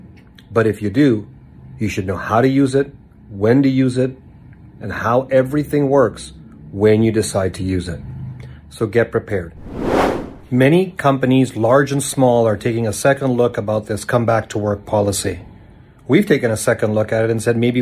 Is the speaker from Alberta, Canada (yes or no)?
yes; Calgary, Alberta, Canada; here in my hometown of Calgary, Alberta